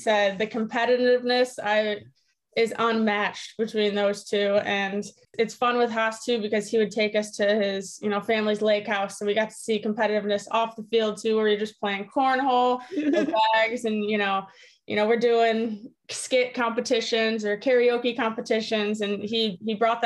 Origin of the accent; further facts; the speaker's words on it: Grand Rapids, Michigan, United States; I grew up in Grand Rapids, born and raised